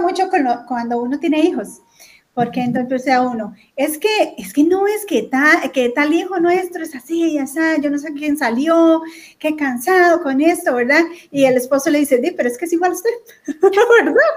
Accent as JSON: {"language": "Spanish", "country": "Costa Rica", "said": "aquí en Costa Rica"}